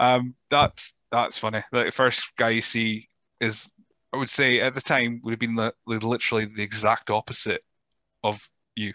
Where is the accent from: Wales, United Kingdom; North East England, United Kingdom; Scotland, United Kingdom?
Scotland, United Kingdom; Rothes; I grew up in Rothes, and Elgin was the big city.